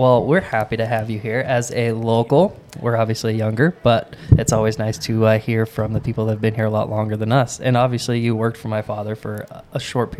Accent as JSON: {"language": "English", "town": "Caldwell", "region": "Idaho", "country": "United States", "tie": "born or raised there", "said": "I was born in St. Luke's myself."}